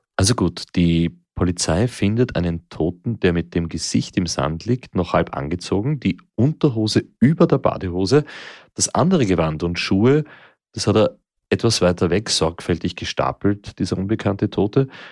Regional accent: Austria; hier bei uns in Österreich

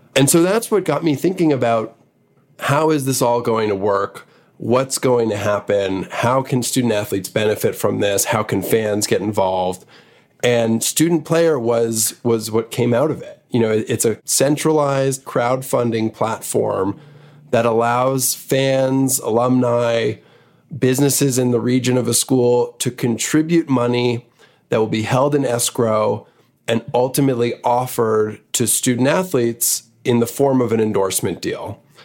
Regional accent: Montreal, Quebec, Canada; moved away as an adult; also born or lived in New York; I was born in New York, but really grew up in Montreal from seven till college

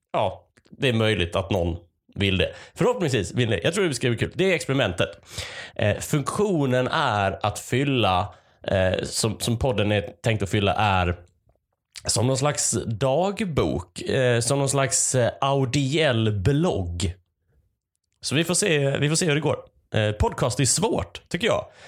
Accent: Malmö, Skåne, Sweden; moved away as an adult; also born or lived in Lund; now in Gothenburg, Sweden; jag är uppvuxen i Malmö. Jag har pluggat i Lund, numera är jag bosatt i Göteborg.

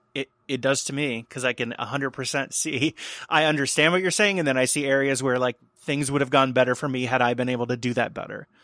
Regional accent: outside of Cincinnati, Ohio, United States; I had a show that I produced in my hometown outside of Cincinnati

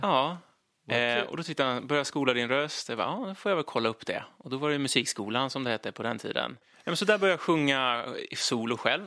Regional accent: Linköping, Östergötland, Sweden; moved away; Jag kommer från Linköping från början, uppväxt där i massor med år

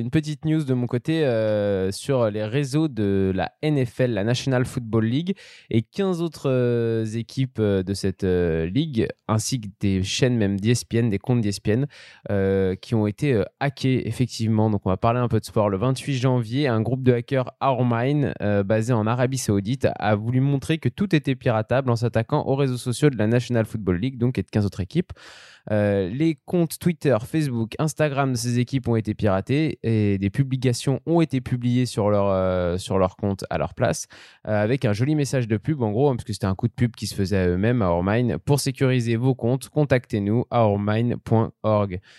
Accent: Auvergne-Rhône-Alpes, France; en tant que savoyard, on est plutôt content.

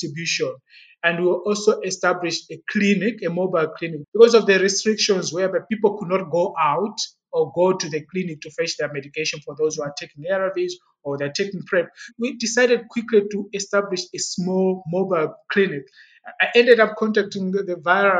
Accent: Blantyre, Southern Region, Malawi; moved away as an adult; also born or lived in Zomba / Lilongwe; now in South Africa; I was born in Zomba, which is the old capital city of Malawi. It is found in the eastern part of Malawi. And I got my primary school education in Blantyre, which is southern part of Malawi.

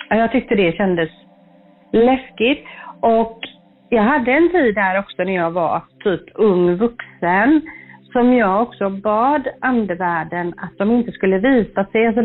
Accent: Hindås, Västra Götaland, Sweden; jag växte upp då i Hindås utanför Göteborg här.

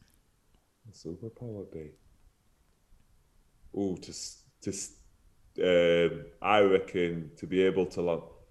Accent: Huddersfield, Yorkshire and the Humber, United Kingdom; my hometown club

